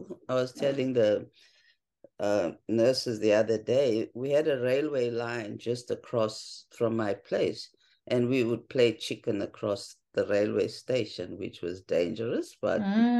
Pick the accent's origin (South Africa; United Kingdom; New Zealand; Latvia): South Africa; For me as a kid, it was, I think I can use the word because of the context, a more privileged background than my fellow South Africans.